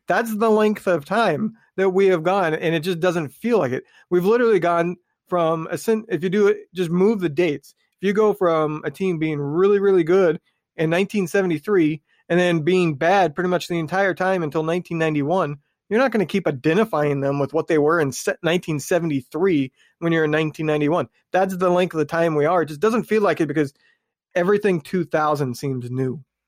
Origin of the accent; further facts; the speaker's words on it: Indiana, United States; I'm from Indiana